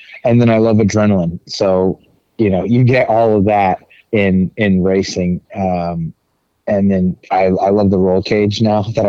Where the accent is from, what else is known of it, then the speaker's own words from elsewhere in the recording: Mustang, Oklahoma, United States; I grew up in Mustang, Oklahoma, or a little town about 20, 30 miles west of Oklahoma City.